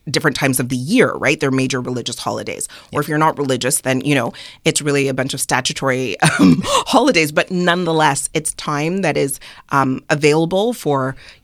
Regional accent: Montreal, Quebec, Canada; growing up in Montreal, so my mom is Trini and my dad is Nigerian

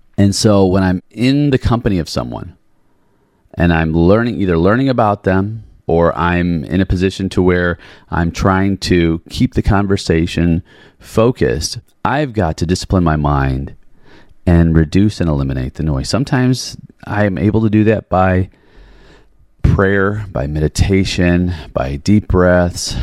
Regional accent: Chicago, Illinois, United States; growing up in Chicago, Chicago house. So I grew up all around

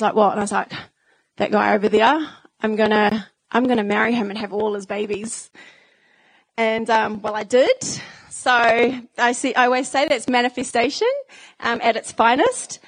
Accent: Whanganui, Manawatū-Whanganui, New Zealand; I grew up in Whanganui, so that's my St. Mary's primary school photo

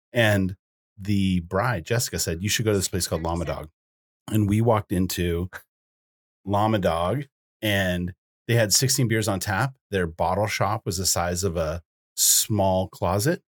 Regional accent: Boulder, Colorado, United States; now in Bozeman, United States; I grew up in Boulder, Colorado

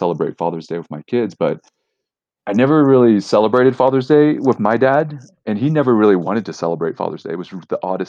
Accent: Houston, Texas, United States; we grew up in Houston

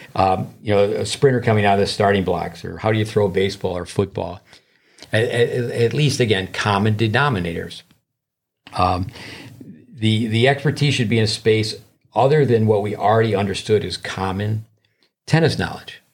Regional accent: United States; being an American

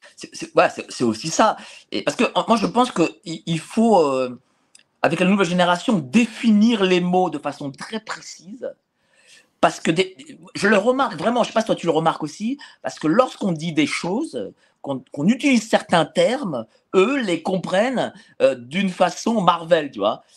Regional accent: Paris, Île-de-France, France; quand j'habitais chez mes parents, j'étais à de La Fontaine à Hauteuil

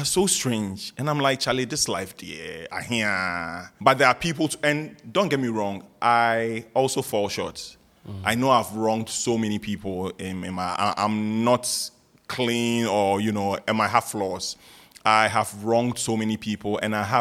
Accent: Accra, Greater Accra, Ghana; I was born and bred in North Kanishi. Like my house, I was born in the house. I've lived in North Kanishi all my life

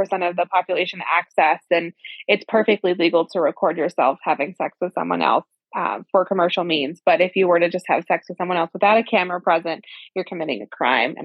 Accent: Central Valley, California, United States; California, my hometown, in the Central Valley

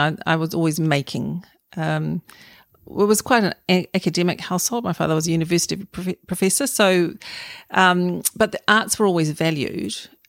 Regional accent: Auckland, New Zealand; I'm an Aucklander, so I was brought up in Meadowbank with my family, mum, dad, and four children.

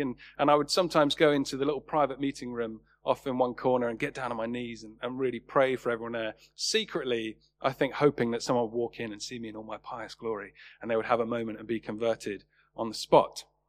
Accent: Worthing, South East England, United Kingdom; my hometown in Worthing

